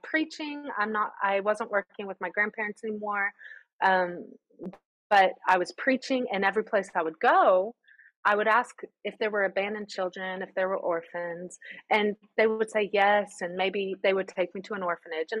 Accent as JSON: {"language": "English", "country": "United States", "moved": "as an adult", "lives_now": "Greece", "said": "I'm the American who orders the Americano"}